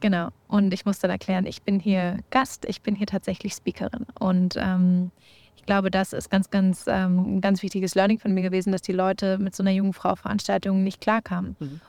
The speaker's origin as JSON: {"language": "German", "region": "Berlin", "country": "Germany", "said": "Ich komme natürlich aus Berlin"}